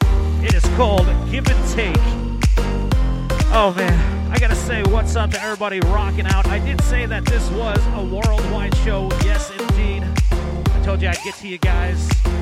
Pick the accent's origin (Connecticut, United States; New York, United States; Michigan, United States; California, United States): New York, United States; New York City; the Bronx, the Boogie Down, my hometown, Bronx, New York.